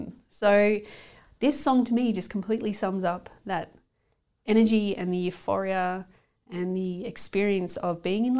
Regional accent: Australia; now in United Kingdom; I like to think of it as just being able to survive socially, so that people can go, oh, you're Australian.

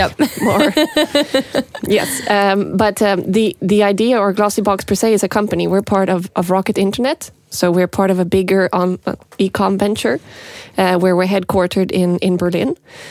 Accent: Montreal, Quebec, Canada; also born or lived in Norway; I grew up in Montreal. And that was really great because I got to be bilingual from a very young age.

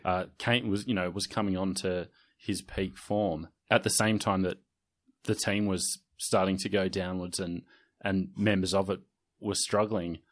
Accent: Sydney, New South Wales, Australia; I certainly felt that snobbery growing up in the Inner West

